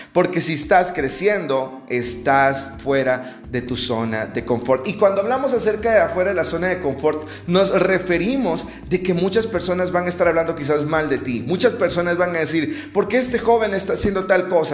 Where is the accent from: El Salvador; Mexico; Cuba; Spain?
El Salvador; now in Guatemala City, Guatemala; actualmente yo soy salvadoreño, estoy fuera de mi país, estoy en un país cercano, no está ahí lejos, estoy en Guatemala, en la capital.